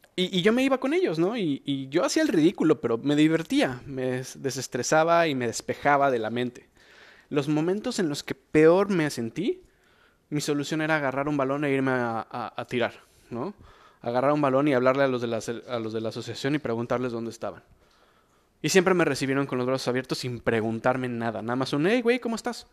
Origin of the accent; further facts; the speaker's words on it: Mexico; soy mexicano